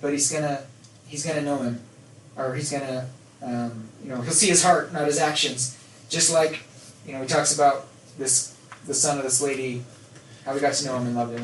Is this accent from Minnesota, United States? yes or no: no; Nephi, Utah, United States; growing up in Nephi